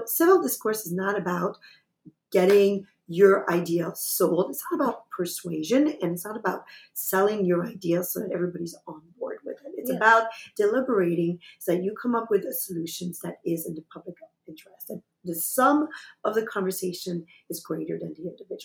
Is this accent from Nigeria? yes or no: no; Quebec, Canada; I am from Canada, from Quebec, and I'm a French speaker.